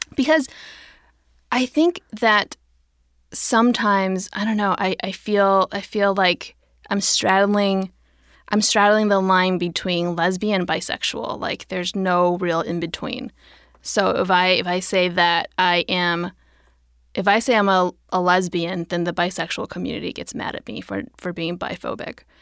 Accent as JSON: {"language": "English", "country": "United States", "tie": "born or raised there", "said": "raised American"}